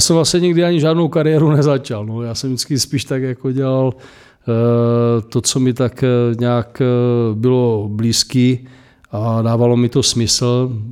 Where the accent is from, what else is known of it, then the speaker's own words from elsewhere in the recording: Moravia, Czechia; u nás na Moravě